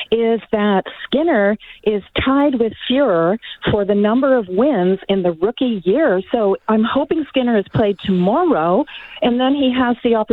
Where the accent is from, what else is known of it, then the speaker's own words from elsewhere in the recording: Canada; now in United States; I was born in Canada. I'm an expat. I've been in the U.S. for a while.